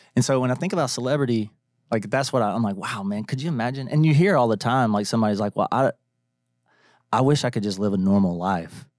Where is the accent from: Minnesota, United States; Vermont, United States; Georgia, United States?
Georgia, United States; Atlanta; now in Nashville, United States; growing up in Atlanta